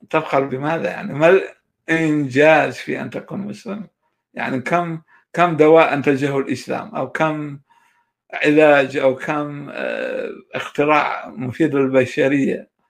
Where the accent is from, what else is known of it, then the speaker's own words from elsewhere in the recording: Kurdistan Region, Iraq; accent: Bahdini Kurdish; Arabic is a second language; هو كان يتكلم باللهجة الصورانية وأنا كنت أتكلم باللهجة البهدينانية آه، اضطرينا نقلب على الفارسي